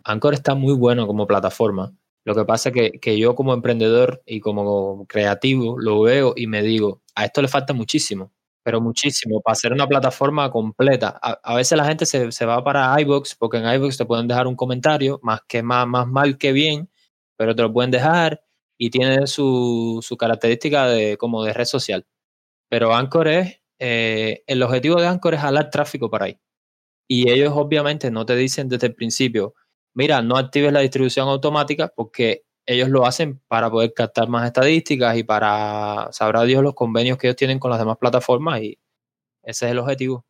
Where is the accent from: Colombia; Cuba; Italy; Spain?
Cuba; Yo soy un ingeniero cubano, un emprendedor cubano.